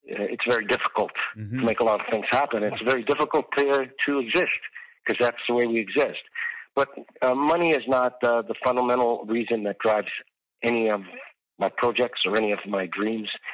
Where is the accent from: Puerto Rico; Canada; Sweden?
Canada; Toronto, Ontario; When I grew up in Toronto, there was snow